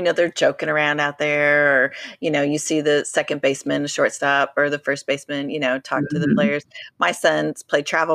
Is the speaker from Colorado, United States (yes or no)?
yes; Colorado, United States; We're from Colorado